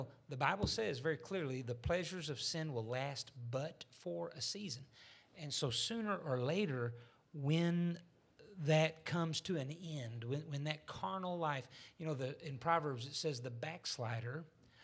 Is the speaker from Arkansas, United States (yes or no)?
yes; Arkansas, United States; I was raised in Arkansas